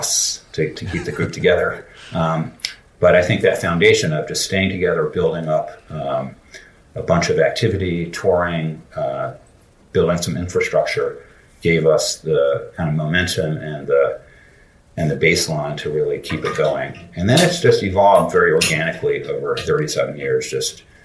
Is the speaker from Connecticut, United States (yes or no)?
no; Philadelphia, Pennsylvania, United States; institutions in my hometown of Philly